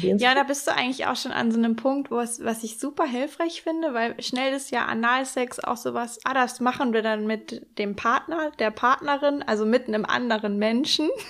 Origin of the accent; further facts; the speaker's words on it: Hamburg or the north of Germany, Northern Germany, Germany; moved away; in Hamburg oder zumindest im Norden, ähm, meine alte Heimat